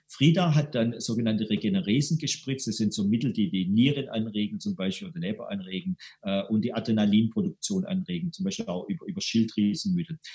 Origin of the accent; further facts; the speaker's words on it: Stuttgart, Baden-Württemberg, Germany; accent: Swabian; ich bin aus Stuttgart, wie man mal im Schwäbischen hört